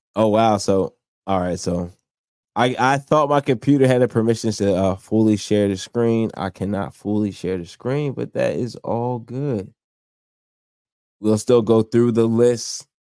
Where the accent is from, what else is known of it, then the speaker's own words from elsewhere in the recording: New Jersey, United States; also born or lived in New York; I'm from South Jersey, close to Philadelphia.